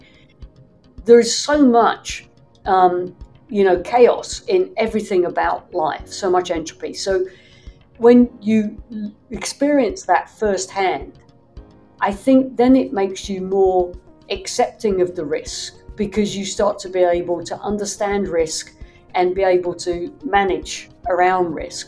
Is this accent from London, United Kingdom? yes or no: yes; London, United Kingdom; now in Los Angeles, United States; I grew up in the UK. I grew up in London